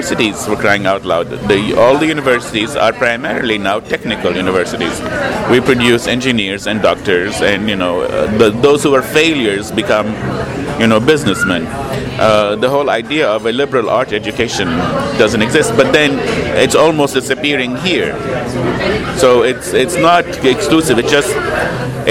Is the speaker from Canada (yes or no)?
no; Lebanon; moved away; I grew up in Lebanon